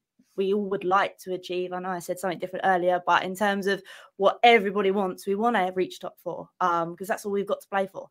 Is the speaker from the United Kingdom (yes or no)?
yes; Southampton, South East England, United Kingdom; all my mates are Southampton fans as I grew up in Southampton